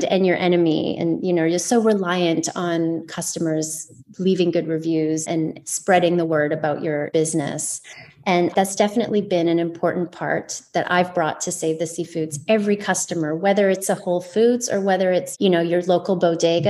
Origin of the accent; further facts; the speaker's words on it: Vancouver, British Columbia, Canada; I was born in Vancouver, in BC, but did spend a little bit of time on Vancouver Island as well. So yeah, BC born and bred